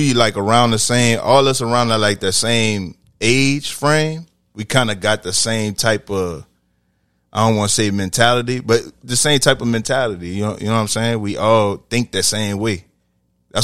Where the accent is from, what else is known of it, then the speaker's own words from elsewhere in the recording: New Orleans, Louisiana, United States; I'm from New Orleans. Mostly everybody from here got musical backgrounds. I marched in a band all through high school.